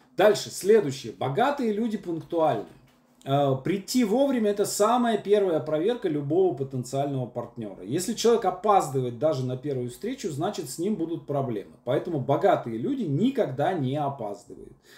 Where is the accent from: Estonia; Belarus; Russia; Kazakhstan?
Russia; Syamzha, Vologda Oblast; moved away as an adult; also born or lived in Moscow; я парень из Сямжи с образованием Вологодский государственный педагогический университет